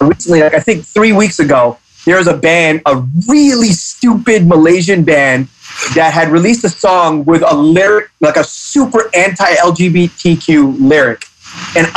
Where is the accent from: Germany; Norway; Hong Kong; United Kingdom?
Hong Kong; me being a minority in Hong Kong, I'm Pakistani. So me growing up in Hong Kong